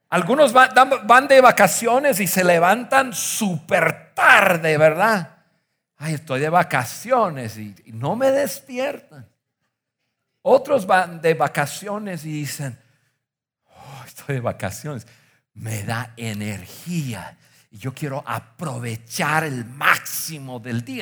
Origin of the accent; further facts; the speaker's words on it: northern United States, United States; moved away; Yo crecí en Estados Unidos, crecí en el norte de Estados Unidos en los, eh, años 70 y 80.